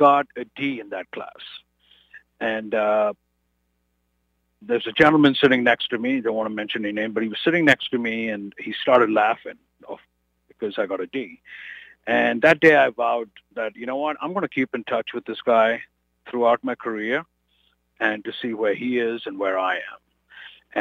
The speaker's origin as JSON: {"language": "English", "country": "India", "tie": "born or raised there", "moved": "as an adult", "lives_now": "United States", "said": "I said, from India"}